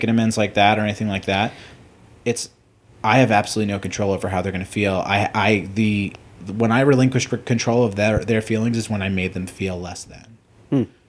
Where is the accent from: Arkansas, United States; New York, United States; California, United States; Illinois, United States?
New York, United States; I'm Jewish from New York.